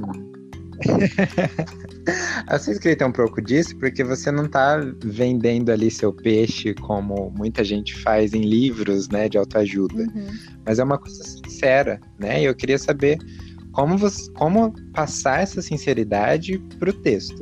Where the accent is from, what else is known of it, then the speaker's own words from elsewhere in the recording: São Paulo, Brazil; Eu sou de São Paulo